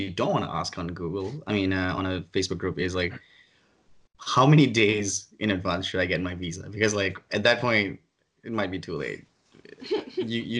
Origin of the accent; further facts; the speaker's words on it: Ireland; now in Boston, United States; my home country, Ireland, because like I'm